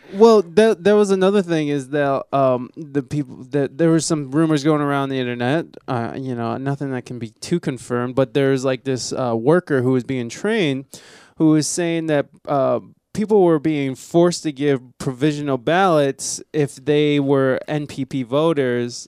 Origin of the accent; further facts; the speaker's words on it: Ohio, United States; I'm from Ohio